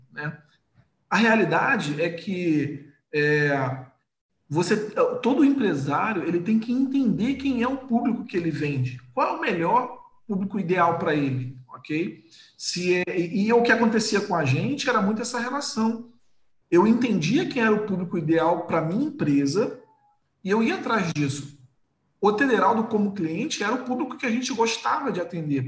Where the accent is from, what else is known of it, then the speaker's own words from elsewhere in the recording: Rio de Janeiro, Brazil; eu sou do Rio de Janeiro